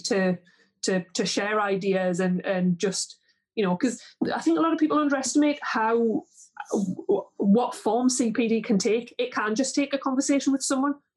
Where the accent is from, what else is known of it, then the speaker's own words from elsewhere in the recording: Geordie, North East England, United Kingdom; accent: Geordie; also born or lived in southeast Northumberland; Jodie's just, it's not a good accent